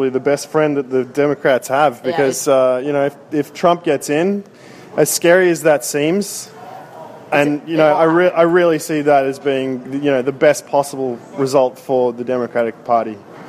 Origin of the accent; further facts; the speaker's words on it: Sydney, New South Wales, Australia